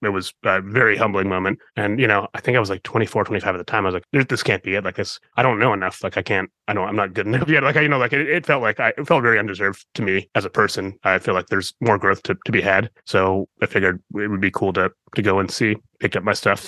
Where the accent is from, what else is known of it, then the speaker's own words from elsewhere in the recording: Midwest, United States; I'm from the Midwest